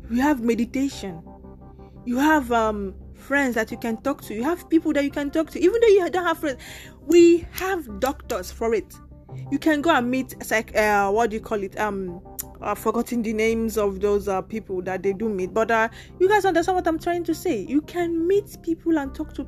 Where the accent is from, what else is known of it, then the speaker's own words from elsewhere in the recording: Nigeria; first language Nigerian Pidgin; also born or lived in Lagos, Nigeria; now in Italy; I'm from Nigeria